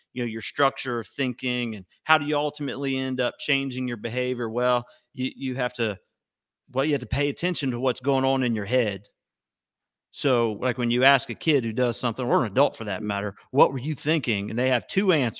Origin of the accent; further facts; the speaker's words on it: Ohio, United States; now in Florida, United States; I grew up in Ohio